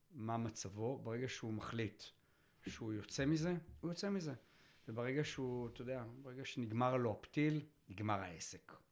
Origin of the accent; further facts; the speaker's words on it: Tel Aviv, Tel Aviv District, Israel; תל אביבי, אתה יודע, בעוונותיי, נולדתי שם, רגיל תל אביב